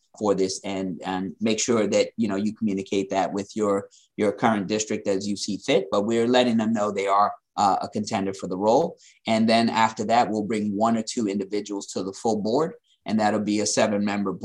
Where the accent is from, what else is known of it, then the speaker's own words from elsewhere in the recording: New York City, New York, United States; growing up in Queens